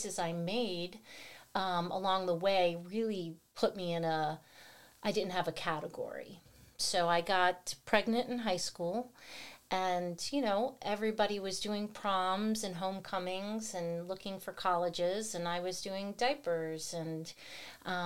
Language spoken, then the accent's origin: English; Houston, Texas, United States; also born or lived in New Jersey; I was born in Jersey. And when I was 2, we all moved to New Jersey. I have a brother and a sister. My mom and dad decided that Houston, Texas